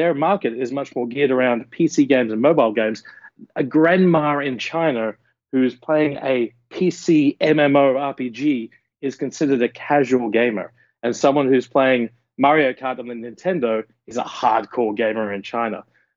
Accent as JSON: {"language": "English", "country": "Australia", "moved": "as an adult", "said": "I love my home country. I love Australia"}